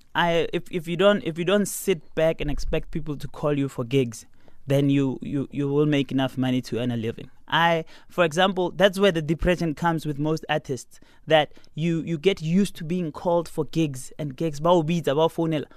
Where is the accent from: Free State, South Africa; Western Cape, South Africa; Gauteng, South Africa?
Gauteng, South Africa; Pretoria; also born or lived in Garankuwa; I'm from Pretoria.